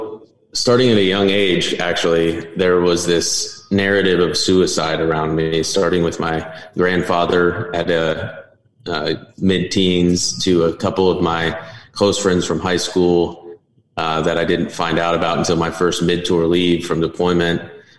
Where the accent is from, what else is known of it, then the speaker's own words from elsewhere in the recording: Northwest Arkansas, United States; moved away as an adult; Northwest Arkansas, my hometown.